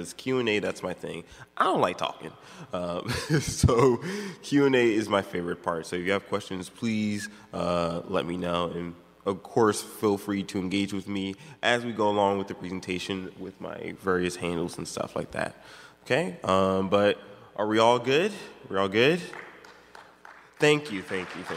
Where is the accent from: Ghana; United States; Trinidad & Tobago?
United States; Maryland; I'm from Maryland